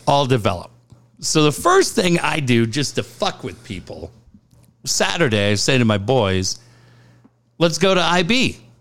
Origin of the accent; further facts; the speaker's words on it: Minneapolis, Minnesota, United States; moved away; I grew up in Minneapolis